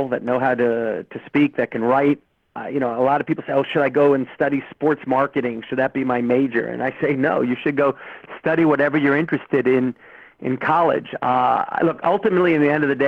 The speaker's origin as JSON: {"language": "English", "town": "New York City", "region": "New York", "country": "United States", "moved": "yes", "said": "I'm from New York City originally"}